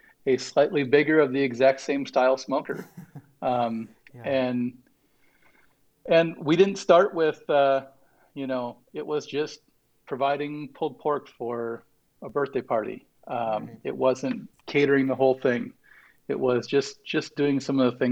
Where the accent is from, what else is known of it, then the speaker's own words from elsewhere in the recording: Wisconsin, United States; I grew up in Wisconsin, so we're not fancy